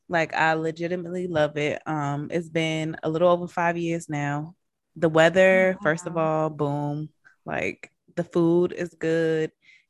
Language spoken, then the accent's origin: English; Baltimore, Maryland, United States; now in Atlanta, United States; I am from Baltimore, Brandystown